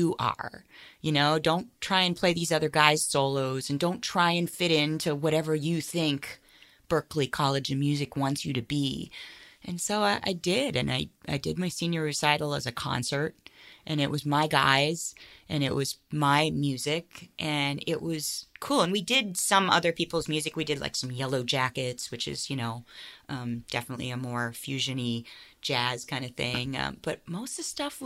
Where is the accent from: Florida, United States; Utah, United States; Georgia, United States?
Florida, United States; St. Petersburg; moved away as an adult; also born or lived in Boston / Los Angeles; now in Northern California, United States; I'm born and raised in St. Petersburg, Florida